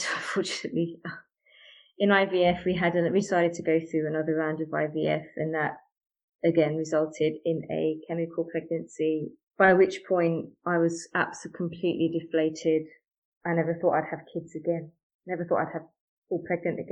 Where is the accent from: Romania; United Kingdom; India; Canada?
United Kingdom; I'm British Asian by background